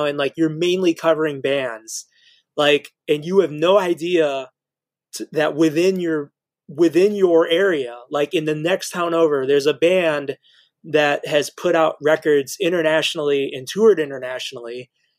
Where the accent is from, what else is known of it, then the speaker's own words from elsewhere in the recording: Indiana, United States; And like, we're always like, well, we're from Indiana, you know, like, we're kind of proud of it.